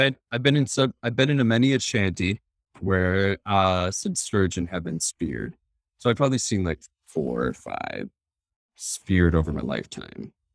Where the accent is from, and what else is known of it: Wisconsin, United States; born or raised there; moved away